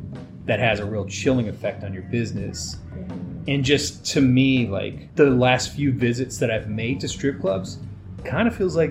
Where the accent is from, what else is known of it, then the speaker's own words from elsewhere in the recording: Dallas, Texas, United States; moved away; also born or lived in Los Angeles; growing up in Dallas